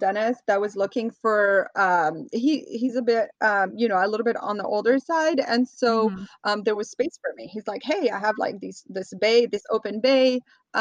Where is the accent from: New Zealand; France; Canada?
France; moved away as an adult; now in Los Angeles, United States; I grew up in France. I happen to be an American citizen born abroad.